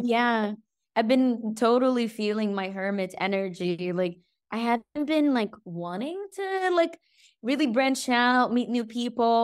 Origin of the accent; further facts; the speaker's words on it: Egypt; now in Greece; my hometown, Egypt